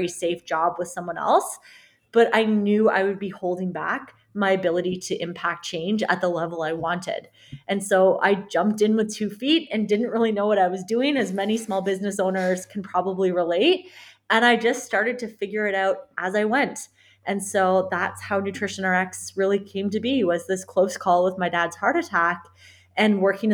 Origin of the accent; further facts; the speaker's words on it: Canada; I'm a Canadian registered dietitian and sports nutritionist